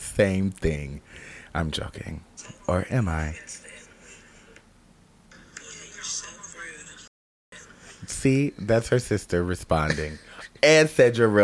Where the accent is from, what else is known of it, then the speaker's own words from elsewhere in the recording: Las Vegas, Nevada, United States; Vegas. Babies, my hometown.